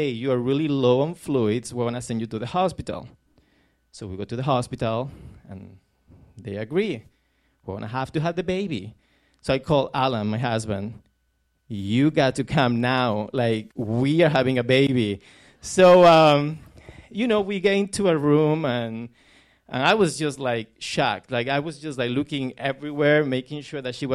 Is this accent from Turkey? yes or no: no; Córdoba, Andalusia, Spain; now in United States; we were in my hometown, Cordoba, in the south of Spain, very close to Granada